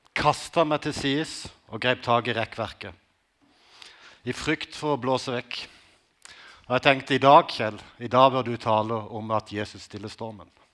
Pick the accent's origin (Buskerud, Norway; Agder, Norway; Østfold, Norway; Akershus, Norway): Agder, Norway; Konsmo; Livet som ungdom på Konsmo i 80-tallet